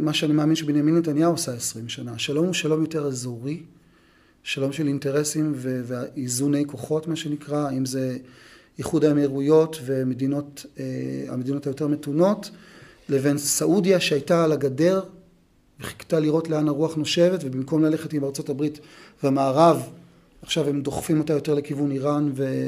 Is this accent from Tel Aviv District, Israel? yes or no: no; Beersheba, Southern District, Israel; אני גדלתי בבית אה, דתי מסורתי בבאר שבע